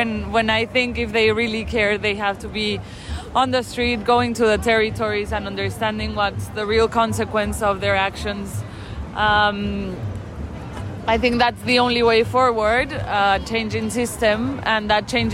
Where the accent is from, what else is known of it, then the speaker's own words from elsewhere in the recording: Mexico; I'm from Mexico